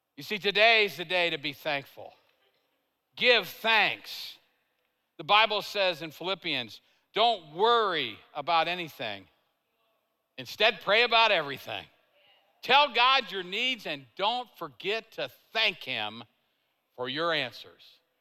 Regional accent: Tulsa, Oklahoma, United States; I'm from Tulsa

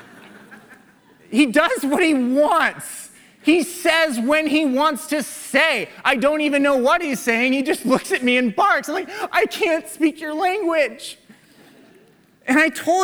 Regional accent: Waukee, Iowa, United States; I grew up in Waukee

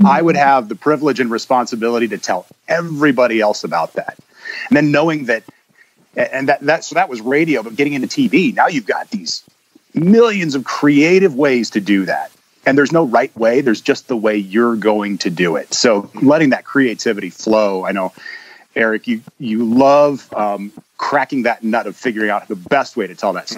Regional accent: Sioux City, Iowa, United States; also born or lived in Sheridan, Iowa / Clarinda, Iowa / Texas; I spent the bulk of the time growing up in Sioux City

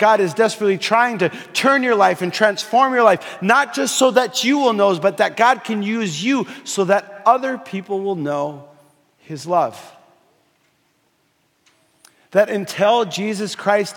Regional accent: Fargo, North Dakota, United States; moved away; I was growing up in Fargo, North Dakota.

